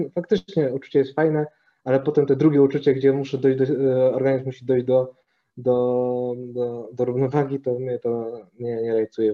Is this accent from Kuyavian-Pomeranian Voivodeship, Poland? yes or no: yes; Toruń, Kuyavian-Pomeranian Voivodeship, Poland; moved away as an adult; also born or lived in Ostrowiec; now in Poznań, Poland; w sumie to urodziłem się w Ostrowcu, pochodzę z Torunia, a obecnie mieszkam w Poznaniu od dobrych paru lat